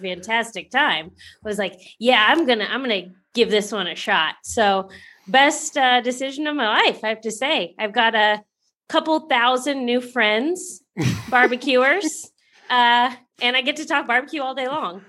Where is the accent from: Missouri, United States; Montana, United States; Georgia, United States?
Missouri, United States; Kansas City; So I'm from Kansas City. Kansas City's mecca of barbecue.